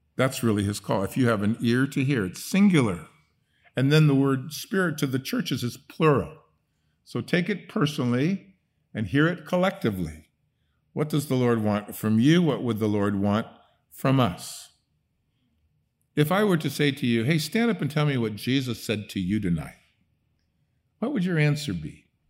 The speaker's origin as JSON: {"language": "English", "country": "Netherlands", "tie": "born or raised there", "moved": "yes", "said": "I grew up in Holland, I could speak Dutch with her"}